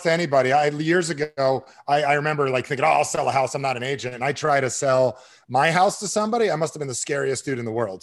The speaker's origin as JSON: {"language": "English", "region": "New Jersey", "country": "United States", "said": "I'm from Jersey."}